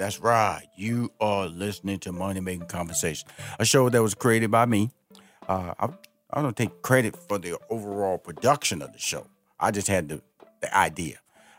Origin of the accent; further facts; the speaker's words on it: Houston, Texas, United States; Okay, that's where I was born and raised. I went to elementary school in Fifth Ward, Texas.